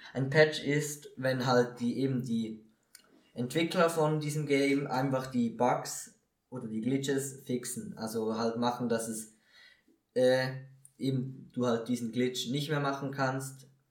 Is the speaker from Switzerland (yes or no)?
yes; Switzerland; bei uns in der Schweiz